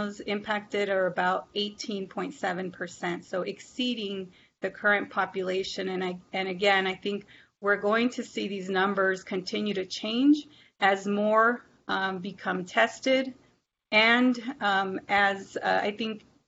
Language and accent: English; Arizona, United States; moved away as an adult; now in Pennsylvania, United States; in Arizona, my home state